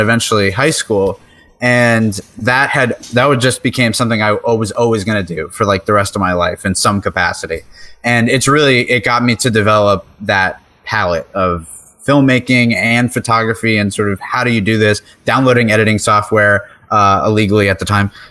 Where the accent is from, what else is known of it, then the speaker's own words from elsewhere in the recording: New York, United States; I'm from New York